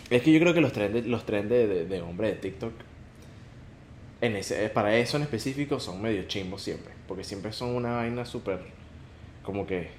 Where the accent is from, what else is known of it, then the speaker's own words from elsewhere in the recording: Venezuela; nosotros somos venezolanos